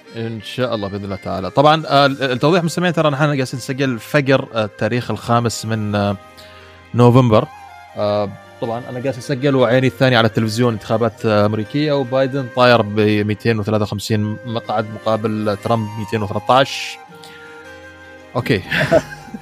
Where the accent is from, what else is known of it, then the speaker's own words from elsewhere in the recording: Oman; استضفناها نحن في السلطنه